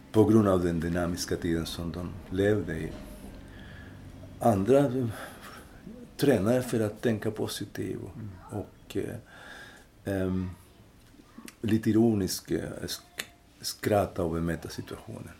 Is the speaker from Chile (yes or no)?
yes; Linares, Maule, Chile; Swedish is a second language; moved away as an adult; now in Sweden; i Linares, som är den provins där jag kommer ifrån